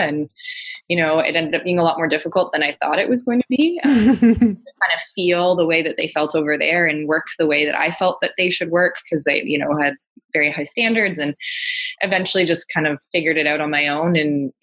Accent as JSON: {"language": "English", "region": "Ontario", "country": "Canada", "moved": "yes", "lives_now": "Vancouver Island, Canada", "said": "I'm from Ontario originally. I now live out on Vancouver Island in BC."}